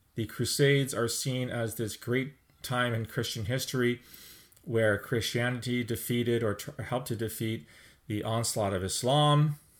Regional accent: Canada; speaking as a Canadian

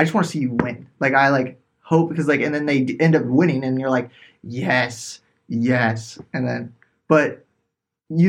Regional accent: Lakeside, California, United States; I'm from Lakeside, El Cajon area

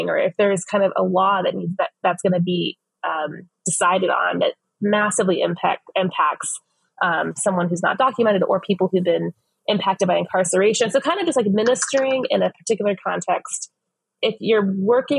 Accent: Phoenix, Arizona, United States; I was born and raised in West Phoenix

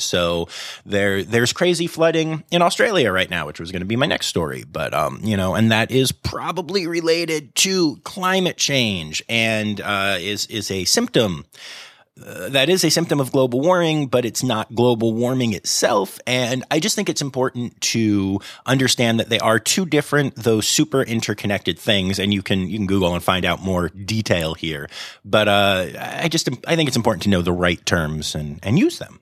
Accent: United States

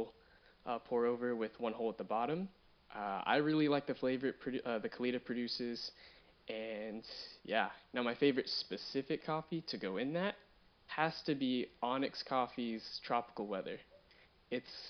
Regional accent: Fort Worth, Texas, United States; I'm from Fort Worth, Texas

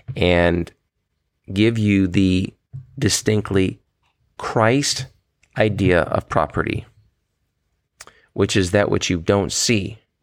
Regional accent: United States; as an American

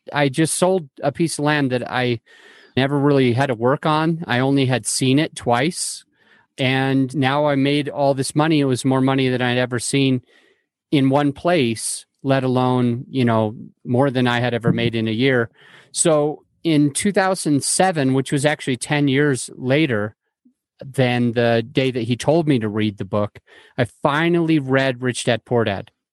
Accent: Salt Lake City, Utah, United States; moved away as an adult; now in Denver, United States; I grew up in Salt Lake City, Utah

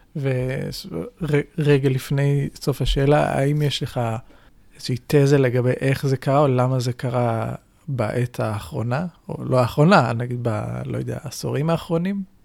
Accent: Israel; אצלנו בישראל

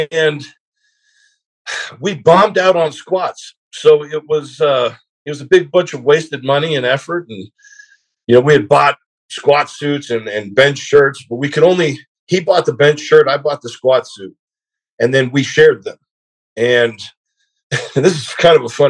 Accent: South Georgia, United States; also born or lived in Southern California; I just moved from Southern California to South Georgia

